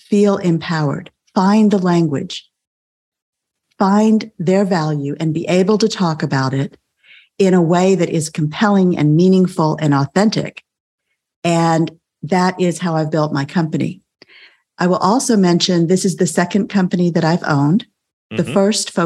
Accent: South Texas, United States; I grew up in South Texas

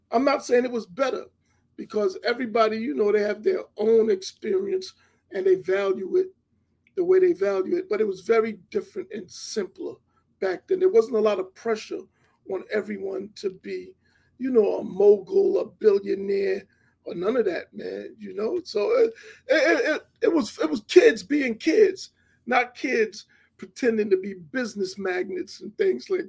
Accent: New York City, New York, United States; I, I, grew up in Hollis, Queens.

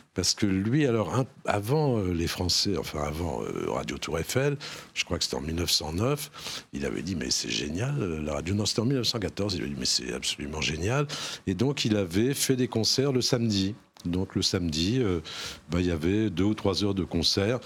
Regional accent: Normandy, France; Je suis un petit Normand, moi je suis né dans un petit bled de Normandie

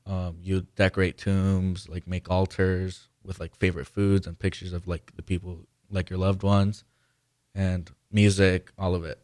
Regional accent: Guanajuato, Mexico; moved away; I'm from Mexico. I was born in Mexico in Guanajuato.

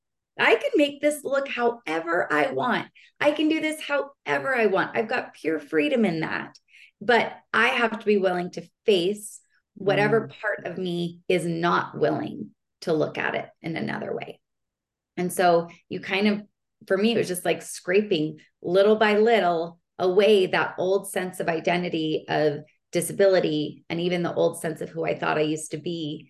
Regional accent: Utah, United States; moved away as an adult; also born or lived in Palm Springs; I grew up in Utah

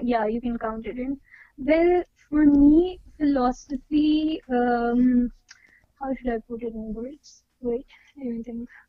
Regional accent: Pakistan; I am from Pakistan.

